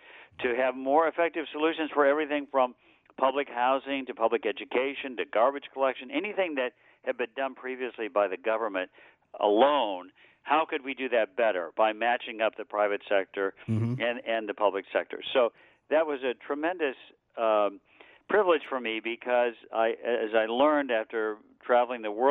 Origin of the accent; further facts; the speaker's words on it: Michigan, United States; I was born and raised in the Midwest, in Michigan